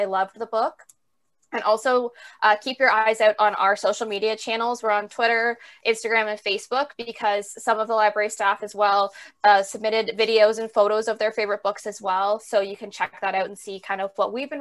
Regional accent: Canada; as a Canadian

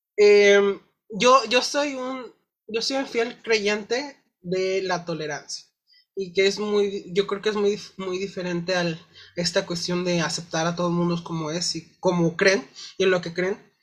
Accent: Mexico; como sociedad, como mexicanos

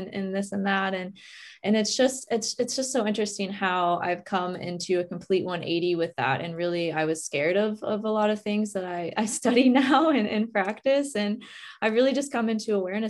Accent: West Virginia, United States; moved away; I was born in West Virginia, which is the complete opposite of where I'm living now.

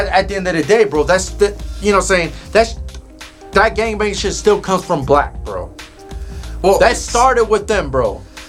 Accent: Southern California, United States; moved away; also born or lived in Brazil; Growing up in Southern California

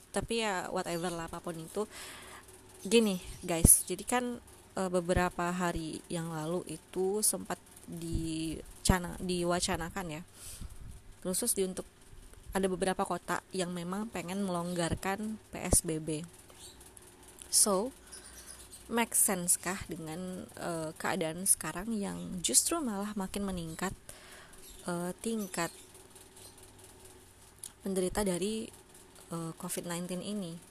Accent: Bengkulu, Indonesia; sama halnya dengan daerahku nih daerahku kebetulan di Bengkulu nih itu memang bisa dibilang masih di under uh, undernya average gitu ya di bawah rata-rata

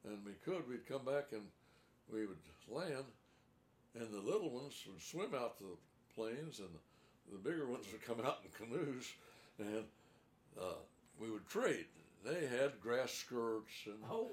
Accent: Crane, Missouri, United States; when I was growing up in Crane, that was in the 1930s

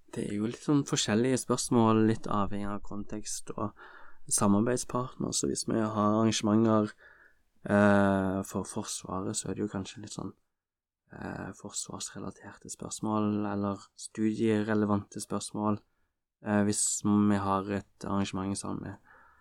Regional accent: Stavanger, Rogaland, Norway; jeg kommer jo fra Stavanger

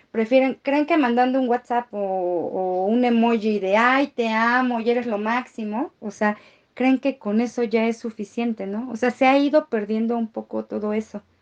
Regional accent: Mexico; Por algo somos mexicanos.

